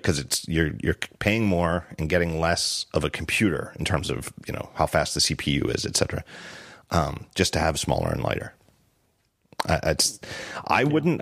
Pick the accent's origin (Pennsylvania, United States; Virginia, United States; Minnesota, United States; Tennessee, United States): Pennsylvania, United States; Philadelphia; I'm from Philly